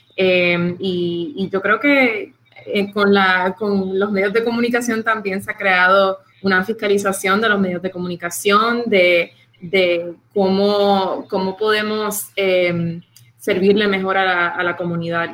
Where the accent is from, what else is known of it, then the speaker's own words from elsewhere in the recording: Puerto Rico; now in Miami, United States; Yo soy puertorriqueña